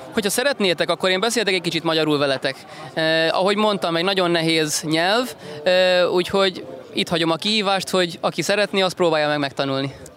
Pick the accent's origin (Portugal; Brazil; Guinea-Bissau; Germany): Portugal; Funchal, Madeira; sou natural do Funchal, eh, filho de imigrantes